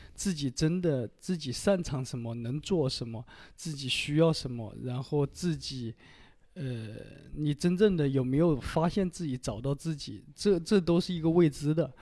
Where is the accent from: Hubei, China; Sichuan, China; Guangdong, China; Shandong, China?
Hubei, China; Wuhan; also born or lived in Xianning, Hubei; now in Shanghai, China; 我出生地在这个，呃，属于湖北的一个市，咸宁市，然后后来生活居住在武汉